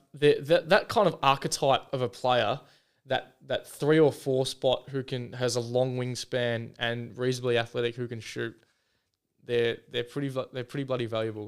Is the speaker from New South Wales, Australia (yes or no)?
no; Foster, Victoria, Australia; now in Adelaide, Australia; went back home to Victoria down, um, to Foster, my hometown